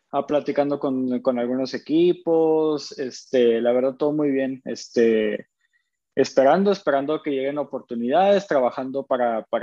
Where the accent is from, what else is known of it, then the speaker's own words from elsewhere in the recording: Chihuahua, Mexico; also born or lived in Tlaxcala; yo nací en Tlaxcala. Este, a los 20 días, mis, bueno, mi familia es de Chihuahua, a los 20 días de nacido vienen a registrarme aquí a, aquí a Chihuahua, que es donde vivo actualmente.